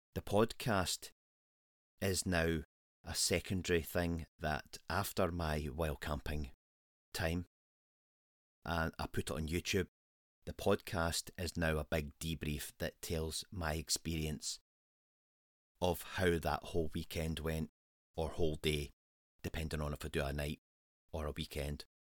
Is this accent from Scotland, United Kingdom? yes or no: yes; Scotland, United Kingdom; Scotland is my home country.